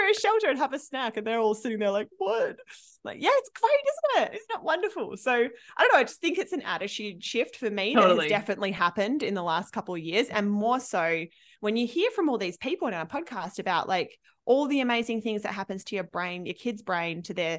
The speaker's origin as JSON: {"language": "English", "country": "Australia", "moved": "yes", "said": "I'm from Australia"}